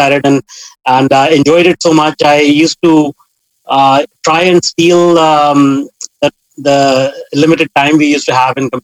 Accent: India; I grew up in India. It was a very small town.

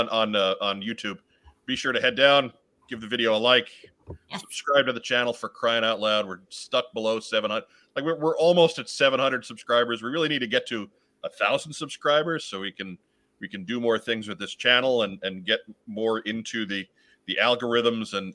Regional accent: New York, United States; I did grow up in New York

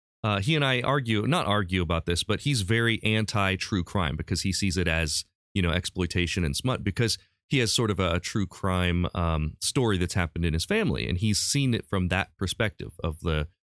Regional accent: Urbana, Ohio, United States; moved away; my hometown of Urbana, Ohio. That happened my last year living in Urbana.

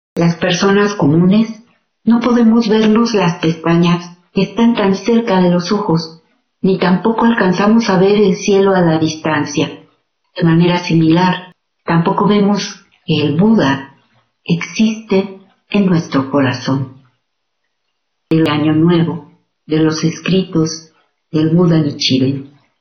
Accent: Mexico

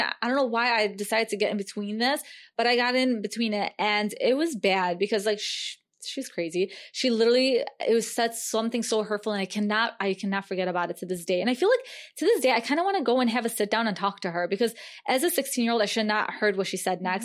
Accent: United States; growing up in America? as a Muslim American woman.

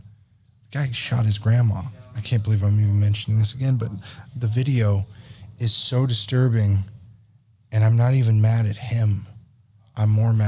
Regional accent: California, United States; We're from California

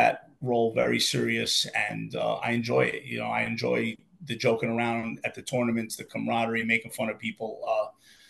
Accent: New York City, New York, United States; I was born and raised in the Bronx. I should have never moved out of the Bronx.

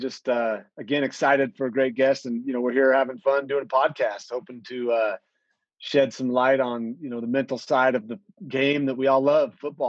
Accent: Boise, Idaho, United States; I was in Boise, Idaho, and I was pretty quiet.

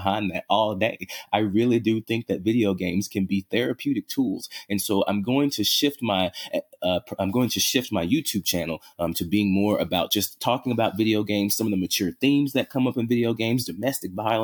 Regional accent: Louisiana, United States; now in Seattle, United States; I grew up in Louisiana

